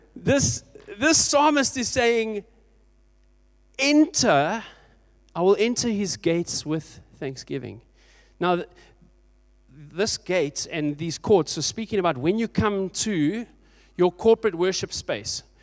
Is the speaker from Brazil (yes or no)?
no; Port Elizabeth, Eastern Cape, South Africa; Thirty years ago, I grew up in Port Elizabeth in a little church.